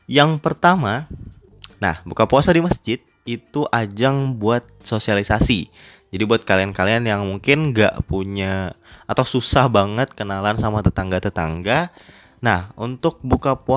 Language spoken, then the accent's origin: Indonesian; Tabalong, South Kalimantan, Indonesia; now in Banjarmasin, Indonesia; gue pindah atau ngerantau dari Kabupaten Tabalong ke Banjarmasin